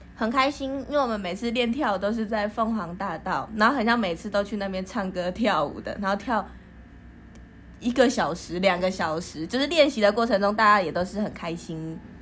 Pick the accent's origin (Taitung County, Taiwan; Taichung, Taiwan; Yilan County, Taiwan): Taitung County, Taiwan; Longchang tribe, Donghe Township; 我是来自台东县东河乡龙昌部落的小朋友